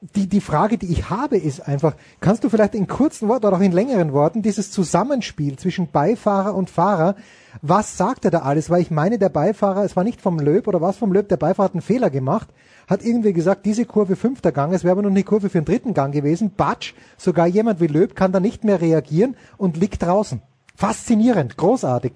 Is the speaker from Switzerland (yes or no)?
no; Austria; als Österreicher